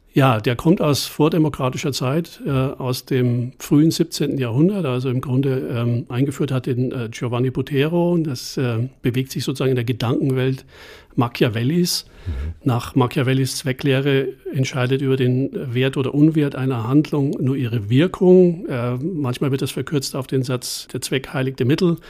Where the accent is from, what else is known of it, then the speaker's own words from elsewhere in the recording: Germany; als Deutscher